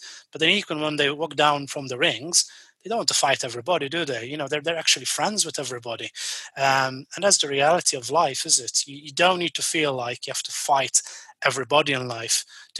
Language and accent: English; Malta; now in United Kingdom; my home country, which is actually Malta